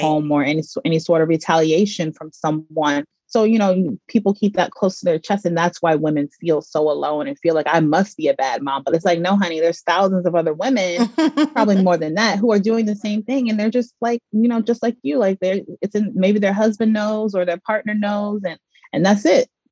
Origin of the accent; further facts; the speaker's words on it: Georgia, United States; moved away as an adult; also born or lived in Mississippi / New York; now in Los Angeles, United States; I was born in Mississippi and partially mm. raised there. I also grew up in Georgia. I went to middle school, high school, and I also attended Georgia State University for college.